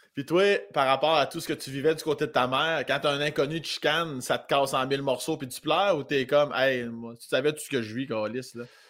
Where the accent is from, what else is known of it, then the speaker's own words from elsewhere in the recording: village near Saint-Agapit, Lotbinière, Quebec, Canada; moi, je viens de l'Orientation, qui est un village pas loin de Saint-Agapi, dans la région de Lobinière